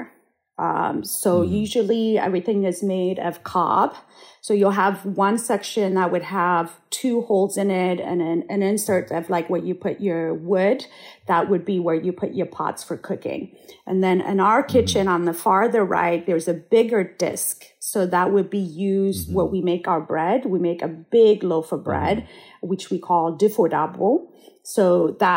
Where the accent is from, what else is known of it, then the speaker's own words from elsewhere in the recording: Addis Ababa, Ethiopia; now in Santa Barbara, United States; I was born and raised in Addis Ababa